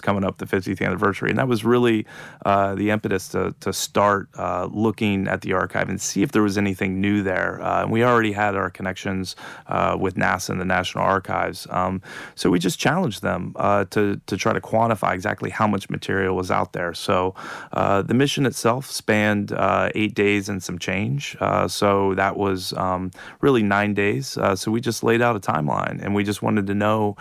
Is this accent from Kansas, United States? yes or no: no; Ohio, United States; I did grow up in the same part of the world as Neil Armstrong and John Glenn and the Wright brothers